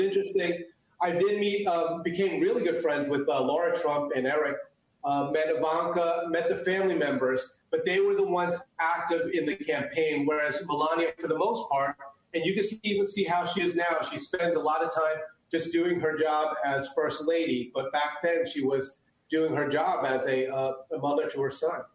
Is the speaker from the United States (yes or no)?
yes; United States; first language Chinese; English is a second language; My parents came here legally, and so I was born in the United States